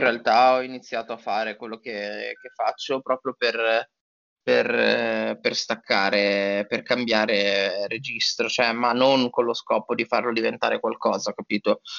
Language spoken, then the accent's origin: Italian; Genoa, Liguria, Italy; moved away as an adult; also born or lived in Turin; now in Milan, Italy; io sono genovese